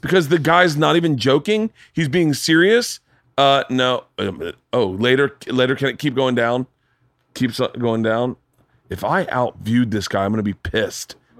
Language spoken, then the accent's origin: English; Florida, United States; I grew up in Florida